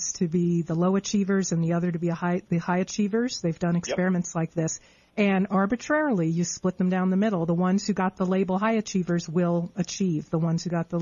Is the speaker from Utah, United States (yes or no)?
no; Long Island, New York, United States; I grew up in New York on Long Island